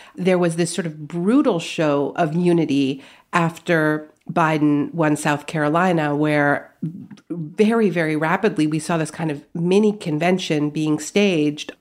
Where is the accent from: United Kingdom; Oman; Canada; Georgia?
Canada; moved away as an adult; now in United States; My parents are American, but I grew up in Canada